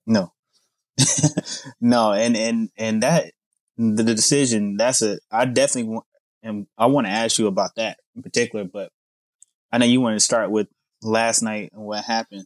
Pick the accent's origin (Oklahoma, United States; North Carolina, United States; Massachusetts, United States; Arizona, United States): North Carolina, United States; Charlotte; moved away as an adult; now in Texas, United States; I'm from Charlotte, North Carolina originally